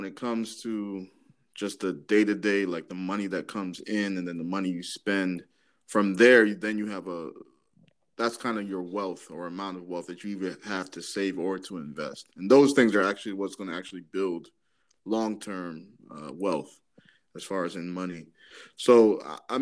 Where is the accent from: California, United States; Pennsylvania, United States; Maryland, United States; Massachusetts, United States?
Maryland, United States; also born or lived in Dallas; I'm from Maryland, grew up in Maryland